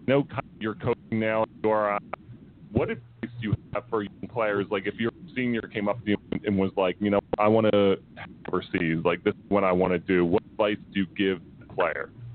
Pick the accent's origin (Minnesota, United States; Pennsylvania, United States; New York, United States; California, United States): Pennsylvania, United States; Philadelphia; we're from Philly